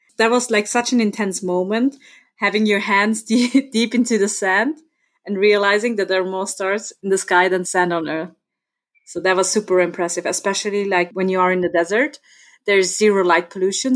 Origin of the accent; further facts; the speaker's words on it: Innsbruck, Tyrol, Austria; accent: Austrian; first language German; English is a second language; So I was born and raised in Innsbruck and I live here again now.